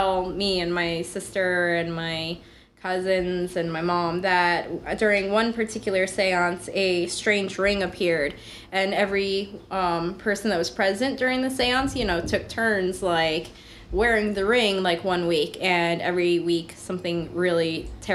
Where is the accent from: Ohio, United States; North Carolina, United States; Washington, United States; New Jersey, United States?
New Jersey, United States; Packanack Lake; I grew up in Packinac Lake